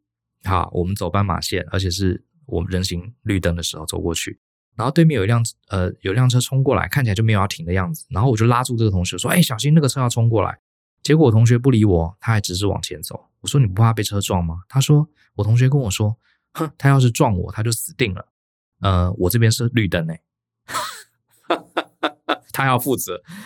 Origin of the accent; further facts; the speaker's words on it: Taiwan; 在台湾，我从小在台湾生长，还真的很少人跟我们讲过这样的话。